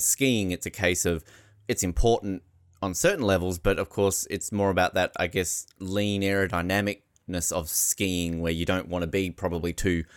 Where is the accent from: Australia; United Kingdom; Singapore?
Australia; moved away; also born or lived in Victoria, Canada; as an Australian